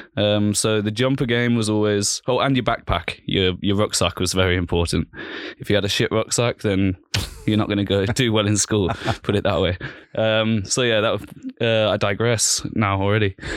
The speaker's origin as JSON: {"language": "English", "town": "Birmingham", "region": "West Midlands", "country": "United Kingdom", "tie": "born or raised there", "also_born_or_lived": "London", "moved": "as an adult", "lives_now": "Vienna, Austria", "said": "in 1993, I was born in Birmingham in England"}